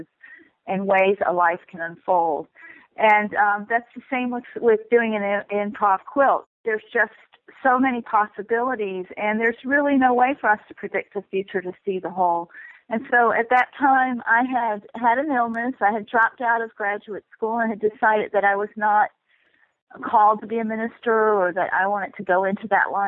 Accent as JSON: {"language": "English", "region": "North Carolina", "country": "United States", "tie": "born or raised there", "moved": "as an adult", "lives_now": "Oakland, United States", "said": "I grew up in North Carolina"}